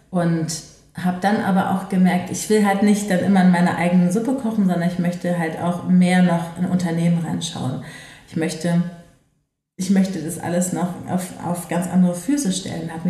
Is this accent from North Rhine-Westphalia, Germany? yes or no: yes; Düsseldorf, North Rhine-Westphalia, Germany; Aber ich komme aus Düsseldorf und die Volkwang ist halt in Essen.